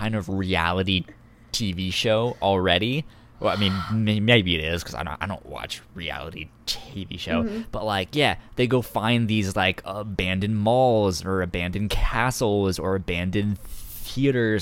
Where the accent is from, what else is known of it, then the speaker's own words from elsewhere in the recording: East Coast, United States; I'm adopted. I was born on the East Coast.